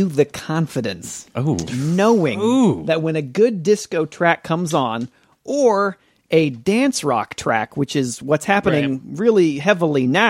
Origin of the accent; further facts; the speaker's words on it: Nebraska, United States; I'm from Nebraska